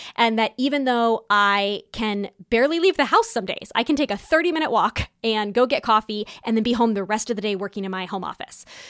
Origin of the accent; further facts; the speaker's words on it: California, United States; moved away; also born or lived in New York City, New York, United States; growing up in Southern California and New York City